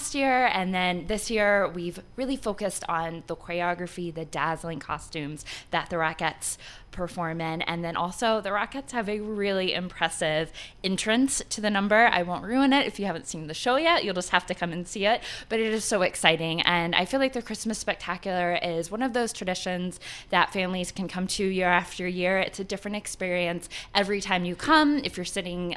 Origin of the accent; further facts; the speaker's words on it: Atlanta, Georgia, United States; now in Colorado, United States; I grew up in Atlanta.